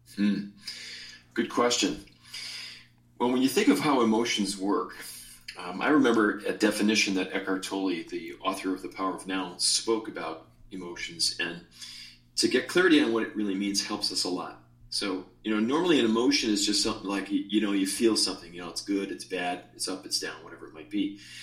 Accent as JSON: {"language": "English", "town": "Chicago", "region": "Illinois", "country": "United States", "tie": "born or raised there", "also_born_or_lived": "Hawaii", "moved": "yes", "said": "my soul's from Hawaii, although I was born in Chicago"}